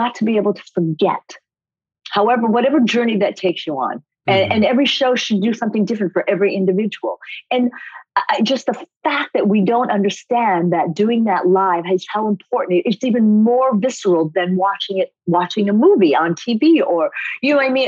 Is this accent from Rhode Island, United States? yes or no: yes; Coventry, Rhode Island, United States; also born or lived in Japan; I was made in America, but born in Japan. So I am first generation Japanese American. But I grew up in Rhode Island, tiny little town called Coventry, Rhode Island